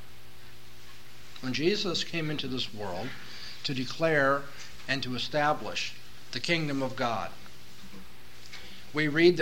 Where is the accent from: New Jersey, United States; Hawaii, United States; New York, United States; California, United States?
California, United States; Southern; moved away; I come from Southern California, from an urban area.